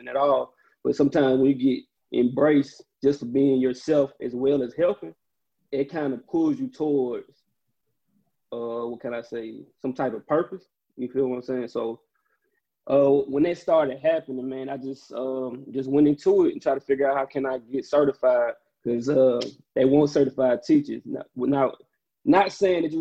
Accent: Jackson, United States; I'm from Jackson

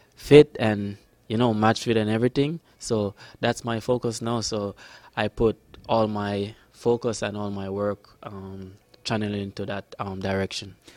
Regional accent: Jamaica; also born or lived in Florida; now in Sacramento, United States; I'm from Jamaica.

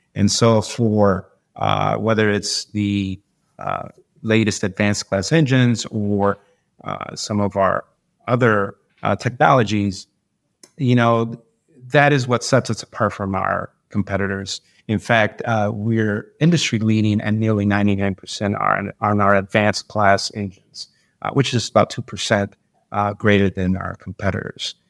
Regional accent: Detroit, Michigan, United States; moved away as an adult; now in Florida, United States; When I was young, I grew up in Detroit, came up through the, you know, uh, the city life a little bit

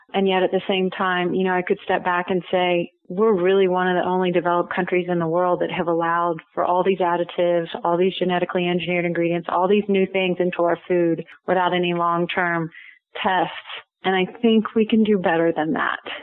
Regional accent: Houston, Texas, United States; moved away as an adult; now in Colorado, United States; I grew up in Texas in Houston

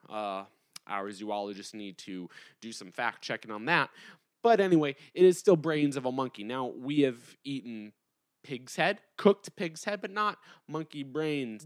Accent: United States; us as Americans

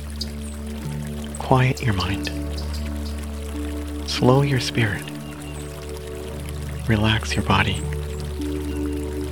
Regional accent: Canada; I'm Canadian

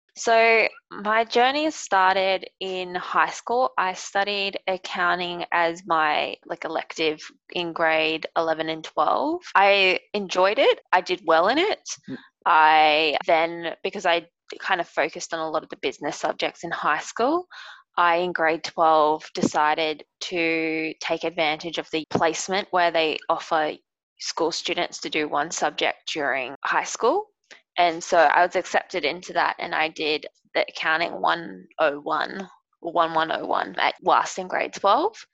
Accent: Brisbane, Queensland, Australia; also born or lived in Sydney; I work remotely in Brisbane because I'm from Brisbane and just with the pandemic I've been back home.

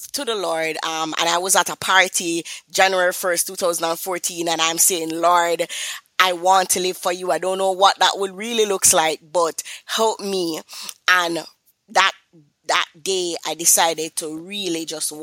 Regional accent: Kingston, Jamaica; I am from Kingston, Jamaica, and, you know, persons might say, that accent sound a little bit familiar

